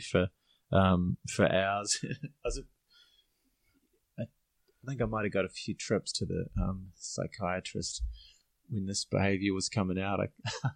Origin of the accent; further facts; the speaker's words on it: Auckland, New Zealand; now in Chiang Mai, Thailand; I grew up in Auckland